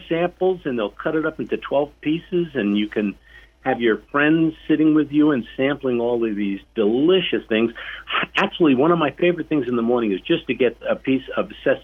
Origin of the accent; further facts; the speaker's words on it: New York City, New York, United States; we grew up in Brooklyn, in our little neighborhood